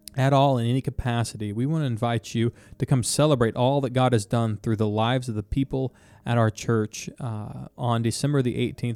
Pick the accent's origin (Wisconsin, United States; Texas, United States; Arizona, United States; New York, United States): Texas, United States; I'm from Texas.